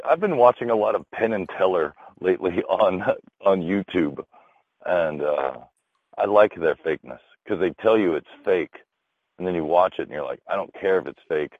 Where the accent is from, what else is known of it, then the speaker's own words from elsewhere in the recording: Canada; Hi. I'm Canadian.